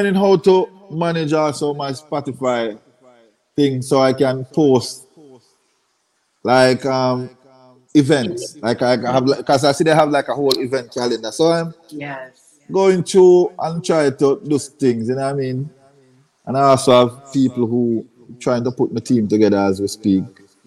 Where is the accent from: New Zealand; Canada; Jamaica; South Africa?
Jamaica; I was a little youth in Jamaica